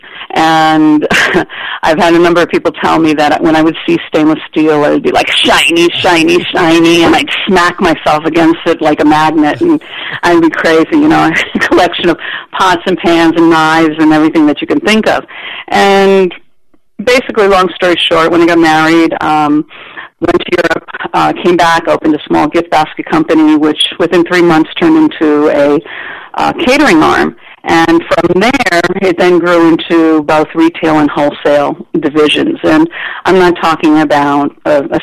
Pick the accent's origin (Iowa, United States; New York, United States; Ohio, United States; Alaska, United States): New York, United States; I grew up in New York, and my neighborhood was an Italian-Jewish neighborhood